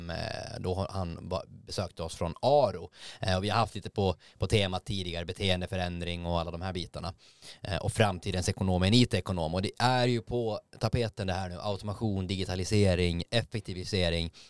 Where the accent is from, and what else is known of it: Gothenburg, Västra Götaland, Sweden